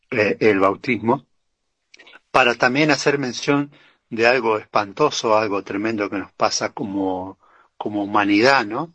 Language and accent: Spanish; Argentina; nos identifica como argentino